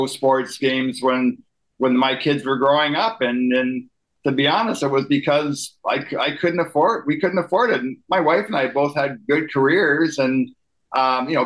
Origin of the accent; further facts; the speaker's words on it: Prescott, Ontario, Canada; I would go home to Prescott, my hometown, Eastern Ontario